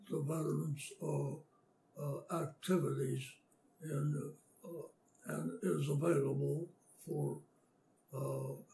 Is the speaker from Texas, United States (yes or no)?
no; Indiana, Pennsylvania, United States; also born or lived in Yatesboro, Pennsylvania / Meadville, Pennsylvania; I was born in Yatesboro, Pencil, Armstrong County, Pennsylvania, uh, which is a uh, small community, mining community in western Pennsylvania. And uh, uh my youth uh, continued in Indiana, Pennsylvania, uh, from which I graduated high school